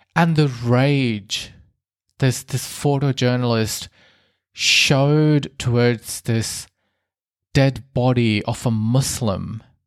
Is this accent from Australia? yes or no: yes; Australia; I grew up in Australia, but I have Indian heritage